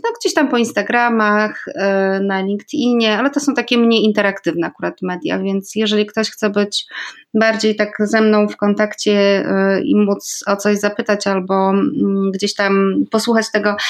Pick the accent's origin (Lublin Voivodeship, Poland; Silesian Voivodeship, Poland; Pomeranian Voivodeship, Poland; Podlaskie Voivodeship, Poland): Podlaskie Voivodeship, Poland; moved away; also born or lived in Andalusia; z mojego małego podlaskiego miasteczka jeszcze znam trzy inne …, więc tam na Podlasiu, a zwłaszcza w tym regionie, w którym e, się urodziłam i wychowałam